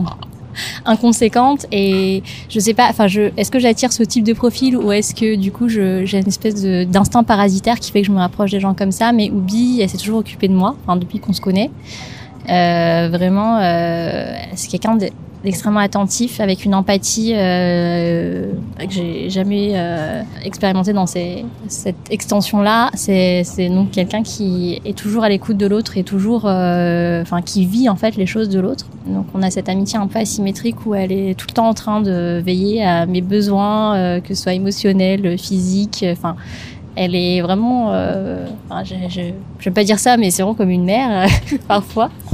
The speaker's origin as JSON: {"language": "French", "country": "Madagascar", "tie": "born or raised there", "moved": "as an adult", "lives_now": "France", "said": "je suis née à Madagascar et euh, je suis venue euh, en France, ça fait 12 ans maintenant"}